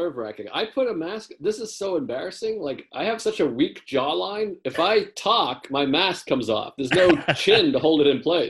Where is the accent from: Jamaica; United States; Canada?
United States; Whitman, Massachusetts; accent: Boston; I grew up in Whitman, Massachusetts, which is the birthplace of the chocolate chip cookie.